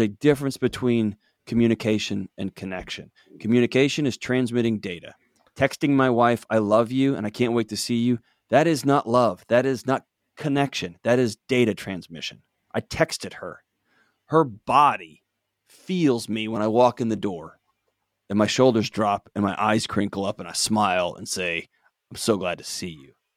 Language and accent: English; Texas, United States; moved away; I grew up in Texas